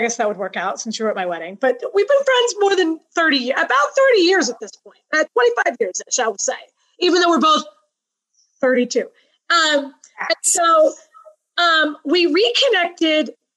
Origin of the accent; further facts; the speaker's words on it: Tampa, Florida, United States; moved away; I grew up in the Tampa Bay area. Now I'm up in the North.